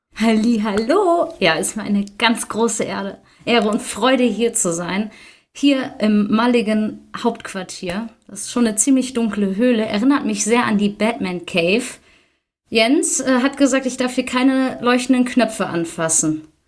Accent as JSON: {"language": "German", "area": "near Düsseldorf", "region": "North Rhine-Westphalia", "country": "Germany", "said": "ich komme aus der Nähe von Düsseldorf"}